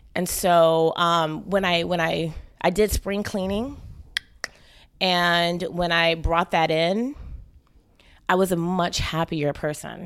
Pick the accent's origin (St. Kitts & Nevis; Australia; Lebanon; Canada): St. Kitts & Nevis; moved away; I'm actually Caribbean from Saint Kitts originally